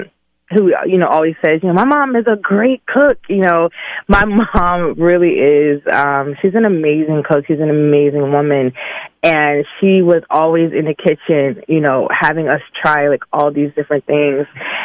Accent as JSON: {"language": "English", "town": "Birmingham", "region": "Alabama", "country": "United States", "said": "I'm from the Ham. Yes. I am from the Ham. I have to represent in my magic city."}